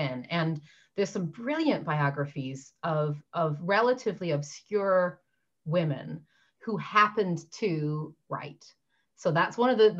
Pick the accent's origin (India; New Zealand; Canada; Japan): Canada; Newfoundland and Labrador; now in London, United Kingdom; I'm from Newfoundland